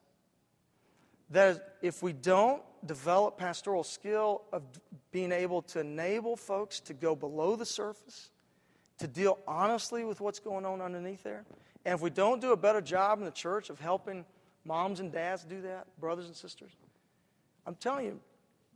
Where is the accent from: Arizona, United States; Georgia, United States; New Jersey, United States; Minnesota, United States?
Georgia, United States; Atlanta; In my hometown, back in Atlanta, where I'm pastoring